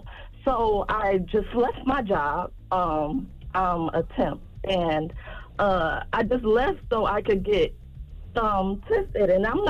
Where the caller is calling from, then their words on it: Detroit, Michigan, United States; I'm calling from Detroit, Michigan.